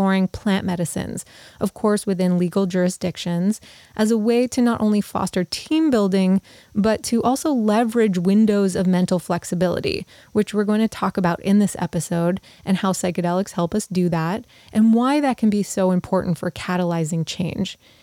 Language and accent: English; Montreal, Quebec, Canada; McGill University in Montreal, which also happens to be my hometown